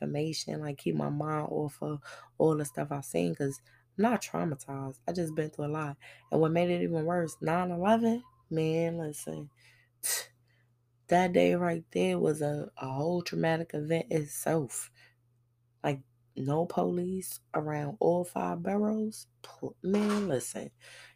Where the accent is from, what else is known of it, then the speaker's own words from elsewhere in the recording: New York City, New York, United States; moved away; I'm from Brooklyn